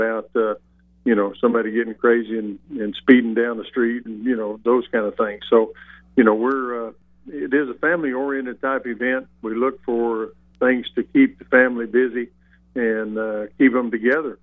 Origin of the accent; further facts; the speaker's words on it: Southwest, United States; I grew up in the Southwest